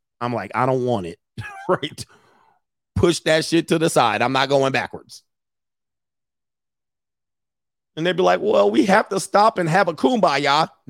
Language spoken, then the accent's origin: English; Florida, United States; I ain't no sorority girl. I grew up in Orange County, Florida.